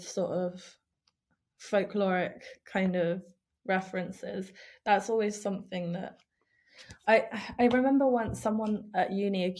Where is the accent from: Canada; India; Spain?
Spain; moved away; also born or lived in Ukraine / United Kingdom; I grew up in Spain. I lived there for 10 years